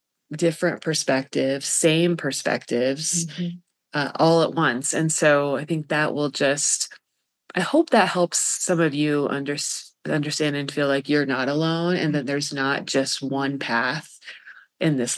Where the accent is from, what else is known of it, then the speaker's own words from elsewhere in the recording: Colorado, United States; also born or lived in Kansas; I grew up in Colorado